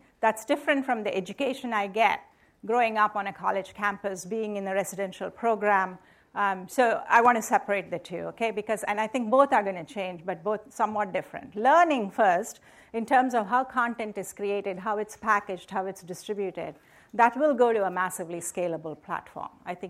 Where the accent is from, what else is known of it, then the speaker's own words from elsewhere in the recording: India; now in United States; So I grew up in India. So I belong to a community of Americans from India, right? So I've lived here a long time, but and I went to IIT in India